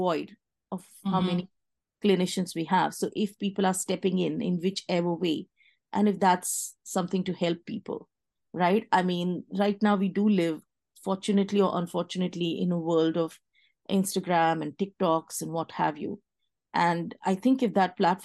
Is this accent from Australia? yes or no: no; India; moved away as an adult; now in Washington, United States; I was from India